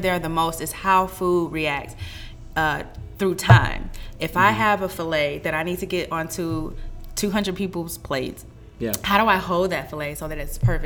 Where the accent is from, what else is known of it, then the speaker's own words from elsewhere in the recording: St. Louis, Missouri, United States; moved away; We're from the Midwest.